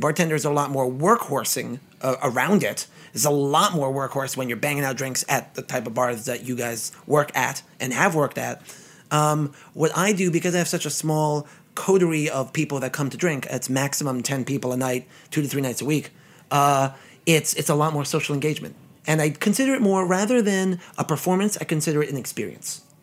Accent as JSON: {"language": "English", "town": "New York City", "region": "New York", "country": "United States", "tie": "born or raised there", "said": "I'm a native Brooklynite, born and bred in Flatbush"}